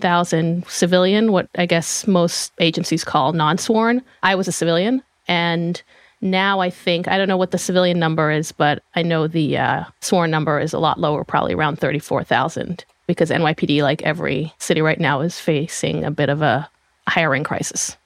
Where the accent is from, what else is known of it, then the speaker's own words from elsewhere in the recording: Israel; moved away as an adult; now in United States; I am from Israel originally. I was born and raised there. Came to the U S in two thousand seven